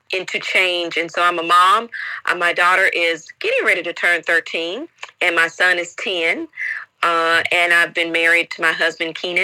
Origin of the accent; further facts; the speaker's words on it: Chattanooga, Tennessee, United States; moved away as an adult; also born or lived in Nashville, Tennessee / Memphis, Tennessee / Indianapolis, Indiana / London, United Kingdom; now in Taiwan; I'm from Chattanooga, Tennessee. Originally born and raised